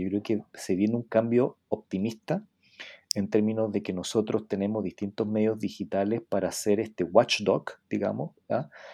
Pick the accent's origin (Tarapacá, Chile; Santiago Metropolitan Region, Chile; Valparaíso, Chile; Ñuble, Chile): Tarapacá, Chile; Iquique; yo soy de Iquique